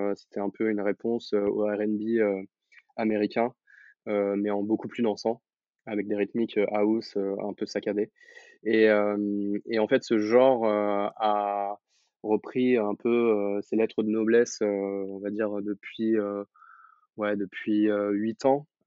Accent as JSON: {"language": "French", "town": "Blois", "region": "Centre-Val de Loire", "country": "France", "tie": "born or raised there", "said": "j'ai grandi à Blois"}